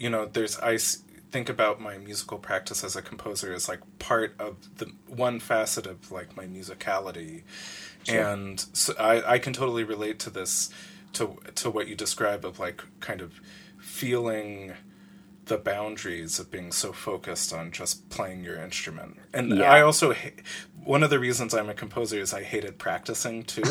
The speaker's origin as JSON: {"language": "English", "country": "United States", "said": "an American composer"}